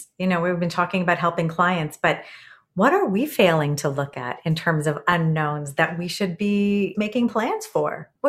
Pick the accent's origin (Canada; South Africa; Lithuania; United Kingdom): Canada; This is because I'm Canadian